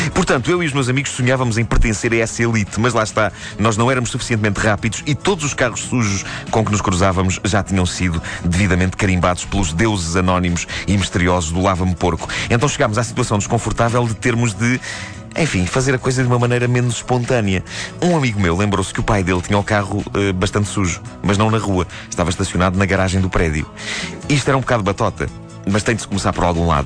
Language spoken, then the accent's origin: Portuguese; Lisbon, Portugal; nos bairros de Benfica, onde cresci